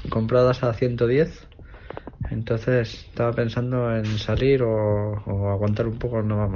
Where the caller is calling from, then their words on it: Logroño, La Rioja, Spain; Hola, buenas … de Logroño